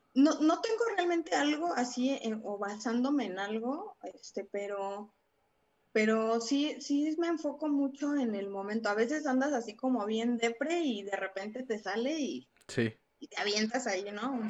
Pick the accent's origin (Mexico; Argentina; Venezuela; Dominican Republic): Mexico; Salamanca, Guanajuato; moved away as an adult; also born or lived in Mexico City; yo viví gran parte, bueno, una parte de mi vida aquí en Salamanca.